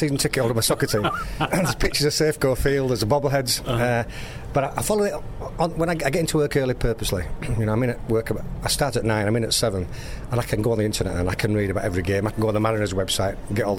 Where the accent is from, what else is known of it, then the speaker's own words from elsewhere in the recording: Leeds, Yorkshire and the Humber, United Kingdom; I'm from a city in the north of England, in Yorkshire, Gary, Leeds.